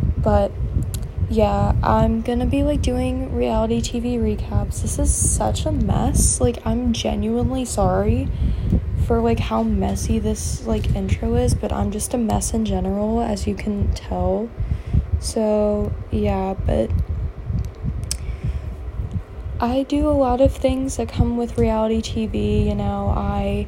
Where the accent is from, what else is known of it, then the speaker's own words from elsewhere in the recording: Virginia, United States; I'm from Virginia.